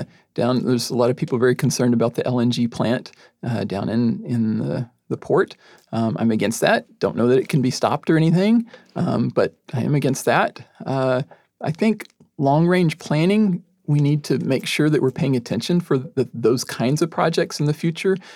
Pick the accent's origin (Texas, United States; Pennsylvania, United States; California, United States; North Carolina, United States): Texas, United States; moved away as an adult; now in Tacoma, United States; I'm from Texas originally